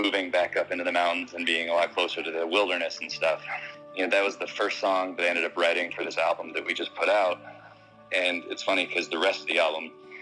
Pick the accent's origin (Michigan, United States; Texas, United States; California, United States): California, United States; a little bit north of Yosemite, Northern; also born or lived in Bay Area, California; I grew up in a really small town in like Northern California